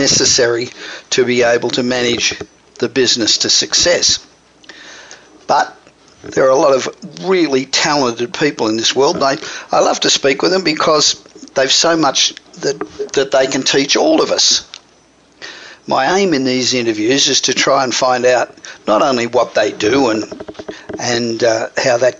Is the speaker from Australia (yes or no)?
yes; Australia; accent: Australian; moved away as an adult; now in United States; I'm Australian, obviously. But I've been here just on 30 years, so the accent doesn't go away